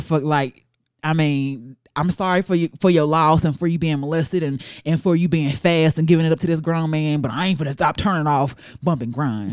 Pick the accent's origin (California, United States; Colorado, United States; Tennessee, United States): Tennessee, United States; Memphis; I'm from Memphis